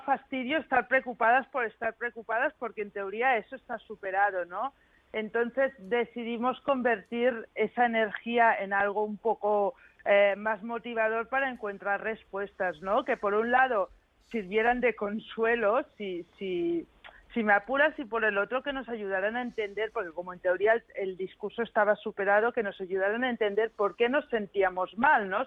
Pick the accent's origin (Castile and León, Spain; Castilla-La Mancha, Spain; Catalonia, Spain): Catalonia, Spain; moved away as an adult; now in Melbourne, Australia; Yo soy catalana